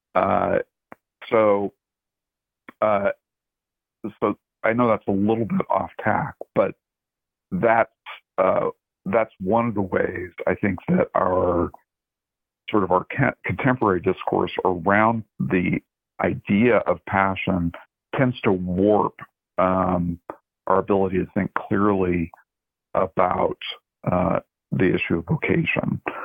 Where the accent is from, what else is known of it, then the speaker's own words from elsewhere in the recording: Oregon, United States; moved away; growing up in Oregon